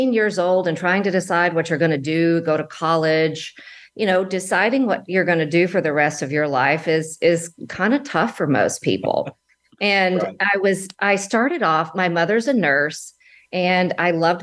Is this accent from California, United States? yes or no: no; Alabama, United States; moved away as an adult; now in Dallas, United States; I was from Alabama originally, and I moved to Dallas just for a temporary job